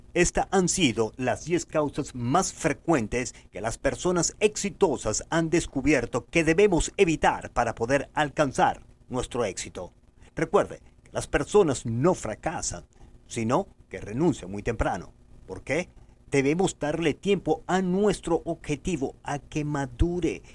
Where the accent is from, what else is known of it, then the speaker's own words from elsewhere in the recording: Venezuela; moved away as an adult; cuando yo salí de Venezuela en 1994